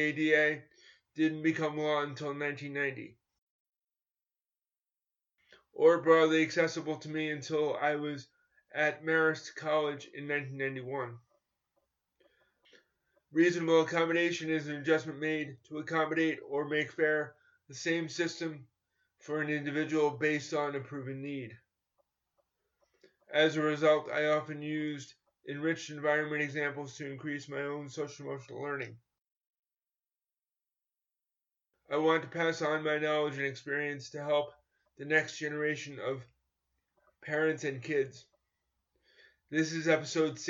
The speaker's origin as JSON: {"language": "English", "region": "New York", "country": "United States", "tie": "born or raised there", "said": "I grew up in New York in competitive schools where I was mainstreamed in the 1970s and 1980s."}